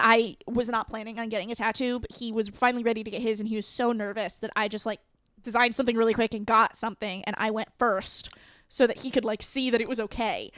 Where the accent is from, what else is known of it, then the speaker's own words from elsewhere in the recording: New England, United States; moved away; I am from New England